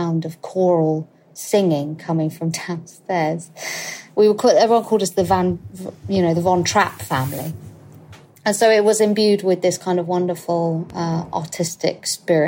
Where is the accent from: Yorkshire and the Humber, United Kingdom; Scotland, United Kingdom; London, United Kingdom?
London, United Kingdom; I'm currently living with my husband at my parents' house, in the house that I grew up